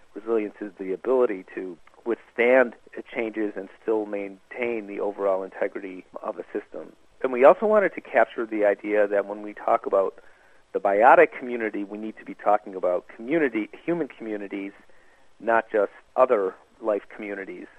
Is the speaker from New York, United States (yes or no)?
yes; Buffalo, New York, United States; also born or lived in Minnesota; now in Montreal, Canada; I'm actually an American. I was born in Minnesota, raised in Buffalo